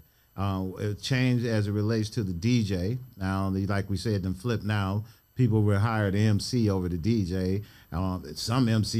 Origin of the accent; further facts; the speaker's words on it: Cleveland, Ohio, United States; I grew up in Glenville.